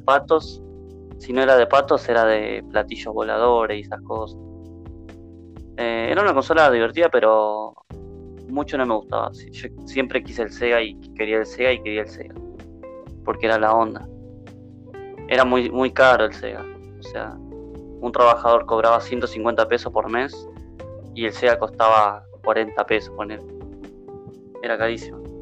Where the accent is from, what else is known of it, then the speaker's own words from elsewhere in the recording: Santa Fe, Argentina; soy de Argentina, de, Santa Fe